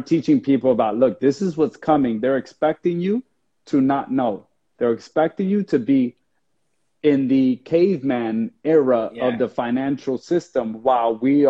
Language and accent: English; New Jersey, United States; I grew up in New Jersey in a very poor environment